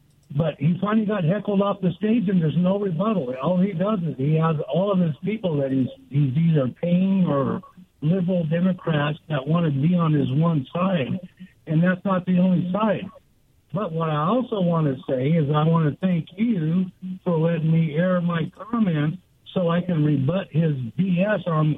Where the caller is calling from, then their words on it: Goldendale, Washington, United States; from Goldendale.